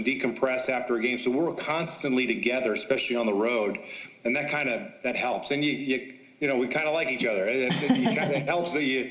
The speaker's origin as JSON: {"language": "English", "town": "Kansas City", "country": "United States", "tie": "born or raised there", "moved": "yes", "said": "I grew up in Kansas City watching him pitch"}